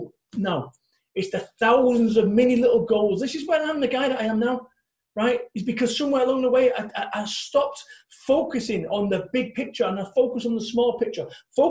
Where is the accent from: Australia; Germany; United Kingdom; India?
United Kingdom; Salford, North West England; now in Somerset, United Kingdom; When I first moved in this house over in Somerset, I'm coming from Salford, Manchester, living above Masonettes, above Chippies.